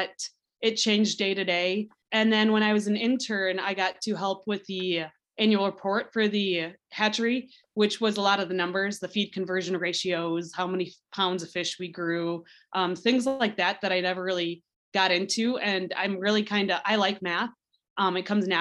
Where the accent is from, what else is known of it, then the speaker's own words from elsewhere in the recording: South Dakota, United States; I grew up in South Dakota, and I really like South Dakota, so it's really somewhere where I wanted to stay.